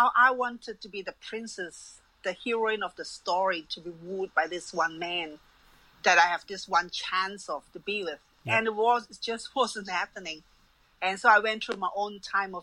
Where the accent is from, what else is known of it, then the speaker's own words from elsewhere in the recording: Malaysia; moved away; I'm from Malaysia